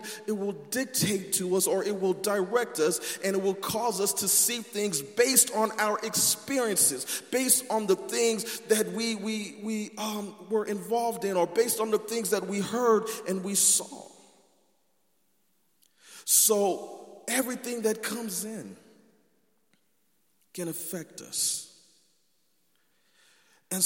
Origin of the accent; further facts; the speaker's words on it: California, United States; I'm from California